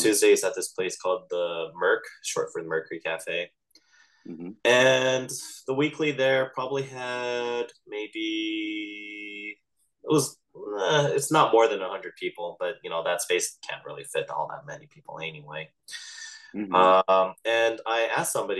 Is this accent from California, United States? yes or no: yes; Los Angeles, California, United States; I was from Los Angeles